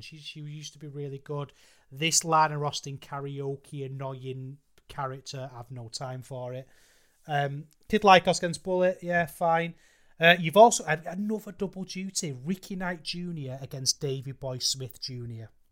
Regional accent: United Kingdom; as a British fan

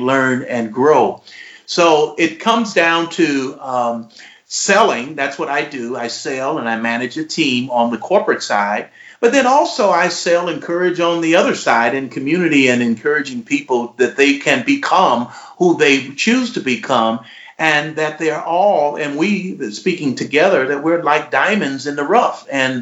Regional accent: Detroit, Michigan, United States; also born or lived in Kalamazoo, Michigan; I'm born and raised in Detroit

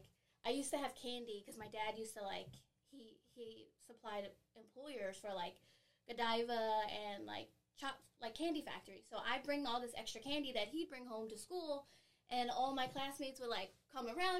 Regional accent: Philadelphia, Pennsylvania, United States; also born or lived in San Bernardino, California / Long Beach, California / Fontana, California / Massachusetts; I grew up in South Philly

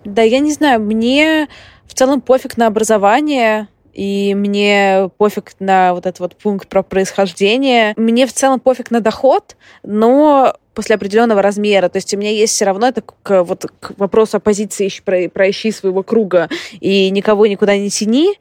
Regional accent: Saint Petersburg, Russia; moved away as an adult; also born or lived in Moscow; now in London, United Kingdom; я из Петербурга, из центра Петербурга

